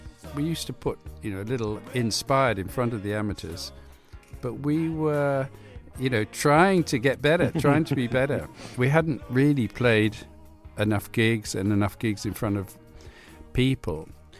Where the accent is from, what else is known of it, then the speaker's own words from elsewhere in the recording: Cuba; also born or lived in Hawaii / Venezuela; You know, I was brought up in Cuba, Hawaii, Venezuela.